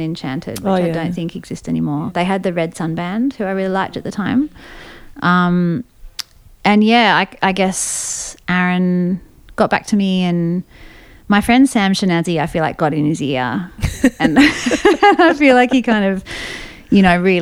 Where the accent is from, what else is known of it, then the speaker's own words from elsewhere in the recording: Sydney, New South Wales, Australia; also born or lived in Austin, Texas; when I was growing up in Balmain